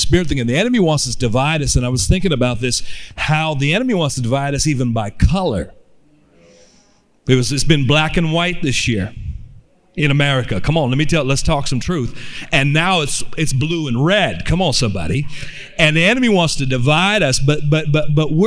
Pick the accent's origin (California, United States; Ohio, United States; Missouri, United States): California, United States; Oakland; But I actually grew up in Oakland, California, in the middle of the inner city